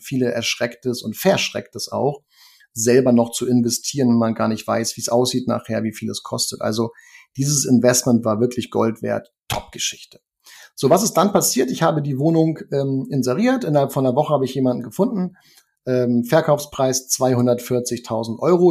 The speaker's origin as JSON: {"language": "German", "region": "Hamburg", "country": "Germany", "tie": "born or raised there", "also_born_or_lived": "Norderstedt", "said": "im Norden von Hamburg, in Niendorf, wo ich groß geworden bin"}